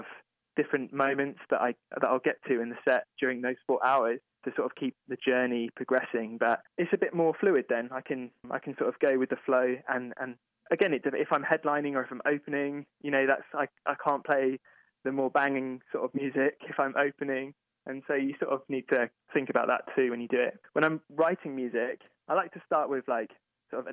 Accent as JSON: {"language": "English", "region": "England", "country": "United Kingdom", "tie": "born or raised there", "moved": "as an adult", "lives_now": "Cincinnati, United States", "said": "music that I grew up with in England"}